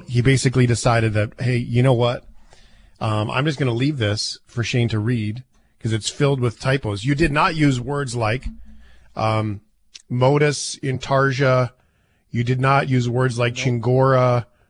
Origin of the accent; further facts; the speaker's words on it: Fort McMurray, Alberta, Canada; moved away; I grew up in Fort McMurray